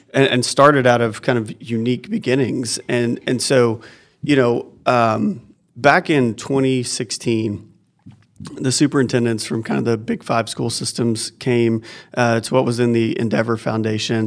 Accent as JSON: {"language": "English", "region": "Oklahoma", "country": "United States", "tie": "born or raised there", "moved": "as an adult", "lives_now": "Northwest Arkansas, United States", "said": "I grew up in Oklahoma, um, just a couple hours from here"}